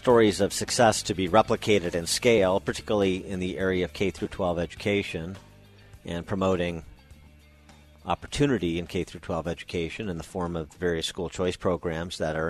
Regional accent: Chicago, Illinois, United States; in Chicago, my hometown

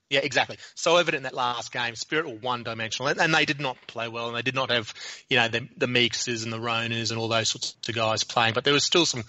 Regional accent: Australia; because if you're watching it as an Australian rugby fan, it's you start the sort of the shoulder twitching going

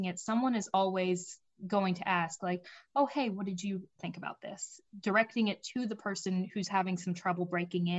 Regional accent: Roanoke, Virginia, United States; I'm actually from the Roanoke area

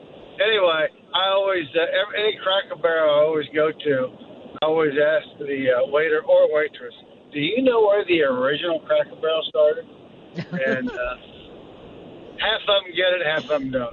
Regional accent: Ohio, United States; also born or lived in Lebanon, Tennessee; now in New Orleans, United States; I'm from Ohio originally, but I've been in New Orleans for a long time.

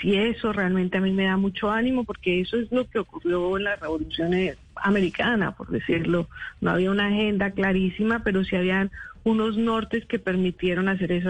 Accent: Colombia; moved away as an adult; yo soy colombiana, mi familia está en Colombia

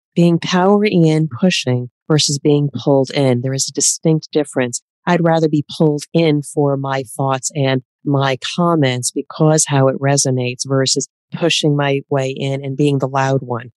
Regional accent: East Coast of the United States, United States; I am from the East Coast of the United States who typically will talk fast

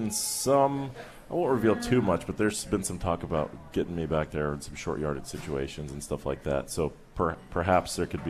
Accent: Albuquerque, New Mexico, United States; moved away as an adult; now in Pittsburgh, United States; But back home, I mean, I'm from Albuquerque, New Mexico.

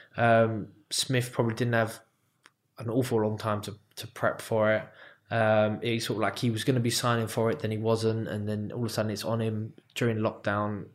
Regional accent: United Kingdom; me as a British fighter

